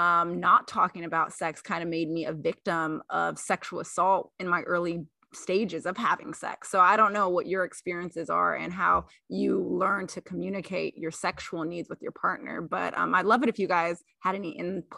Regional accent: the South, United States; Even growing up in the South, some of my mentors would say, well … you got to do X, Y, and Z to keep a man

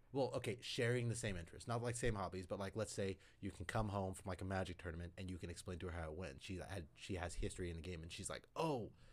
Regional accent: Syracuse, Kansas, United States; I grew up in Syracuse

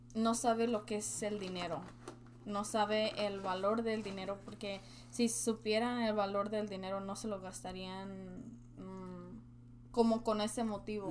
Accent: Mexico; now in United States; Como yo soy mexicana

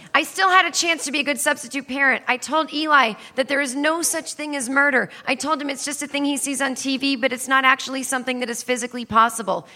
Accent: Needham, Massachusetts, United States; I grew up in Needham, Massachusetts

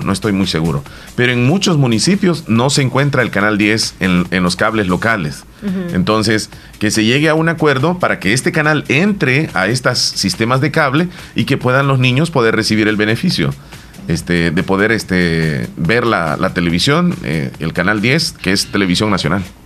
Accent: El Salvador; aquí todos somos salvadoreños

